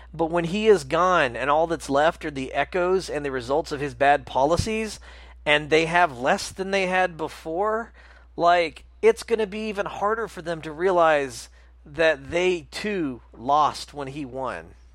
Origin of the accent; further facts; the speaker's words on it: the South, United States; we grew up in the South